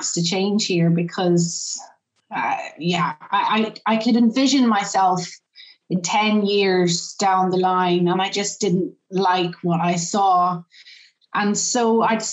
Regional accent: Northern Ireland, United Kingdom; I'm from Northern Ireland. I'm an 18-year-old girl

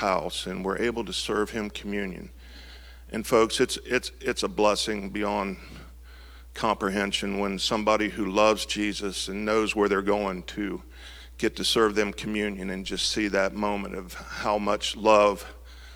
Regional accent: Marysville, Ohio, United States; I grew up here in Marysville, you know, graduated high school and all that. So this is basically my hometown

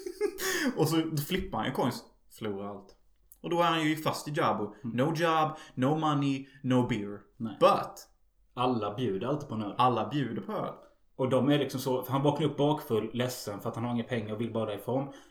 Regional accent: Unnaryd, Halland County, Sweden; moved away; also born or lived in United States; i min hemby gick Starship Troops på TV

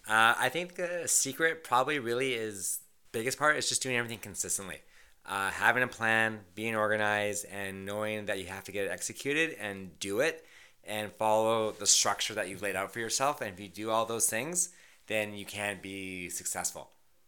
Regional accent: Vancouver, British Columbia, Canada; now in Toronto, Canada; as you know, I came from Vancouver and I was an agent out west for almost 9 years before moving to Toronto about 13 years ago.

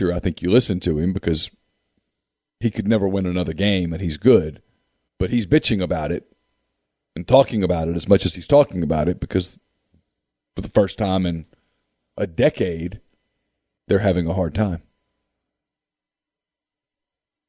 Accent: Ruston, Louisiana, United States; I grew up in Ruston. I got to watch Karl Malone for 3 years

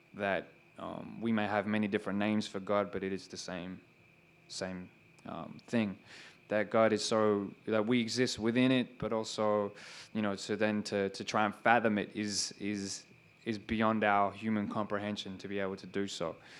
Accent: Sydney, New South Wales, Australia; growing up in Western Sydney and what that was like

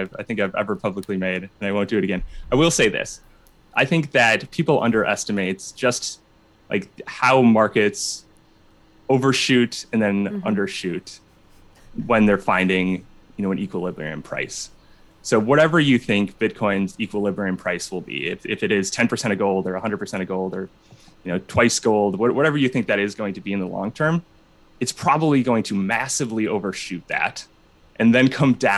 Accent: Minnesota, United States; now in Chicago, United States; I'm from Minnesota.

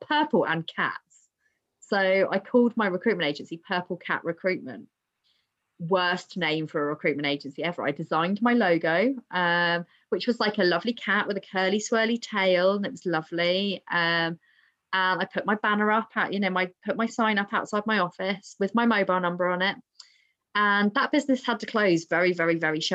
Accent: Southampton, South East England, United Kingdom; I'm from Southampton.

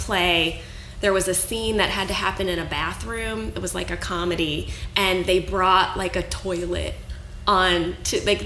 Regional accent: St. Louis, Missouri, United States; also born or lived in Fort Wayne, Indiana; I grew up in St. Louis, Missouri. I was born in Fort Wayne, Indiana, but we moved away when I was about two. And I grew up, was raised in St. Louis, Missouri.

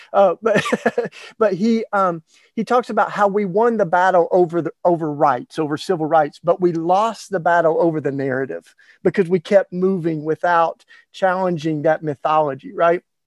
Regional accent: Maryville, Tennessee, United States; I was in a very small town, uh, Maryville, Tennessee, East Tennessee

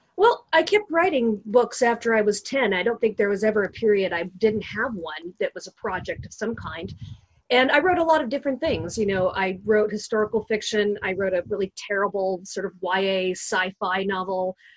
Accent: Long Beach, California, United States; born and raised in Southern California, in Long Beach.

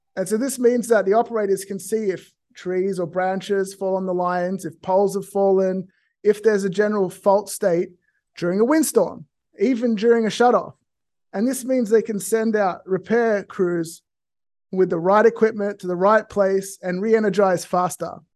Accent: Australia; now in California, United States; I grew up in a small rural town in Australia

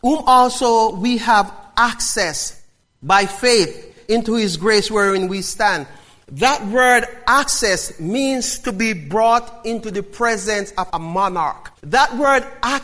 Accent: Jamaica; I'm still a Jamaican

